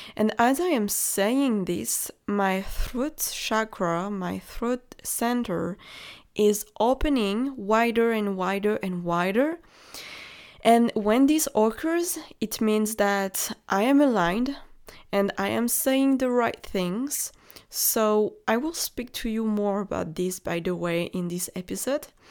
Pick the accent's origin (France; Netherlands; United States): France; accent: French; English is a second language; I am French. Maybe you can hear it from my accent.